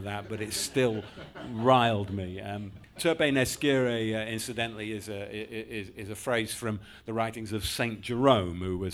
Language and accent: English; Yorkshire and the Humber, United Kingdom; also born or lived in London; I grew up in West Yorkshire, moved up to Yorkshire actually when I was seven from London